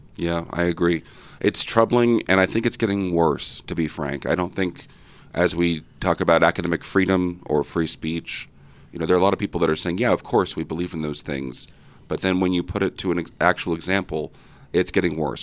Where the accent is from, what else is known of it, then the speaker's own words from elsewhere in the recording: Fresno, California, United States; I grew up in Fresno, California, Central Valley, the jewel, the heart of California.